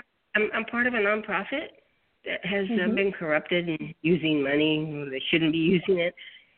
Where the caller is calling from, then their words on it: Los Angeles, California, United States; I'm calling from Los Angeles.